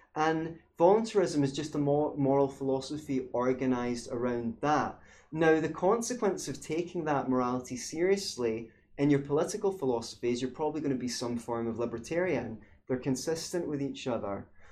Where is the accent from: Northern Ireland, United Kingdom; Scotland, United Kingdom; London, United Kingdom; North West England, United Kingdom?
Scotland, United Kingdom; growing up in Scotland